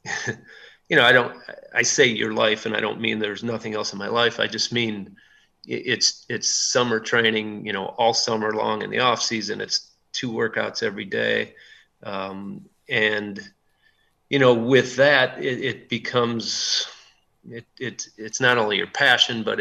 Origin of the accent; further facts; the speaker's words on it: Wisconsin, United States; growing up in Wisconsin